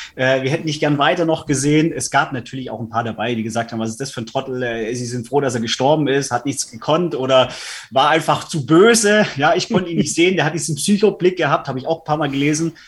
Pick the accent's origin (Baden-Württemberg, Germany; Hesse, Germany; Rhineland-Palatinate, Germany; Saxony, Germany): Baden-Württemberg, Germany; Stuttgart; Ich komme ja aus Stuttgart